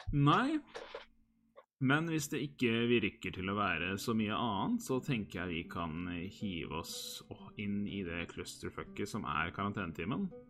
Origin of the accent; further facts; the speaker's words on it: Hamar, Innlandet, Norway; moved away; jeg er en liten tur hjemme på Hamar